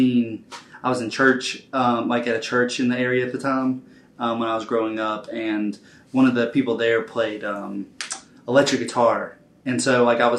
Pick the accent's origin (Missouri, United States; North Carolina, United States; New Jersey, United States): North Carolina, United States; Ashe County; moved away as an adult; now in Raleigh, United States; I'm originally from Ashe County, North Carolina